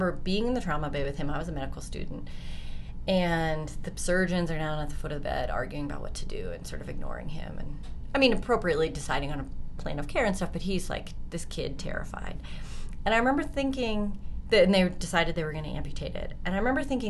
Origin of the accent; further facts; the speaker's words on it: Colorado, United States; I'm from Colorado